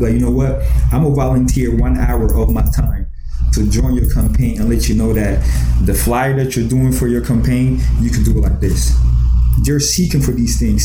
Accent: Columbus, Ohio, United States; born or raised there; also born or lived in Ghana

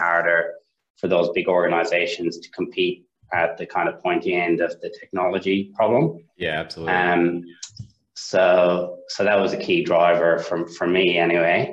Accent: Ireland; accent: Irish; moved away as an adult; now in Sydney, Australia; I'm Irish, as you can probably tell by the accent

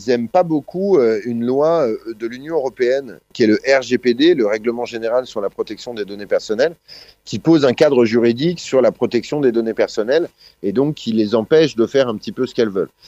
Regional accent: France; moi je suis français, donc la société française a quelque chose à dire

